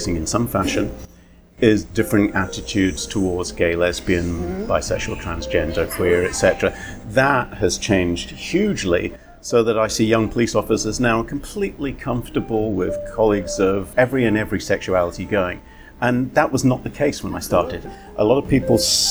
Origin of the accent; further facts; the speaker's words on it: United Kingdom; being British